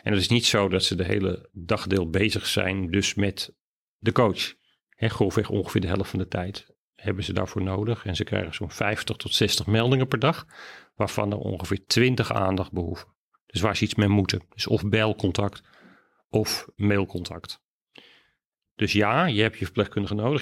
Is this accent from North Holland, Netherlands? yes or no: yes; Amsterdam, North Holland, Netherlands; Amsterdam. Geboren getogen opgeleid